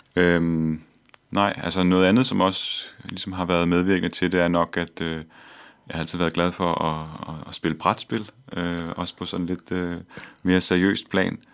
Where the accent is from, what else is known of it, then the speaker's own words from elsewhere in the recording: Copenhagen, Capital Region of Denmark, Denmark; jeg er født og opvokset her i København